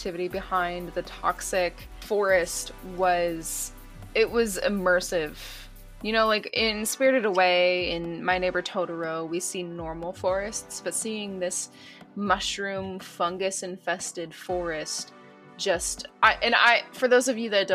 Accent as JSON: {"language": "English", "country": "United States", "said": "I'm an American"}